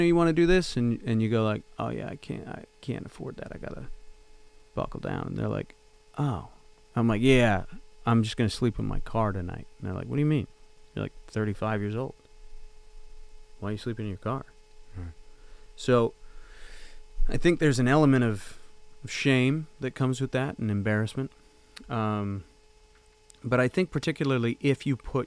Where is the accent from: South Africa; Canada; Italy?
Canada; moved away as an adult; also born or lived in Los Angeles; as a Canadian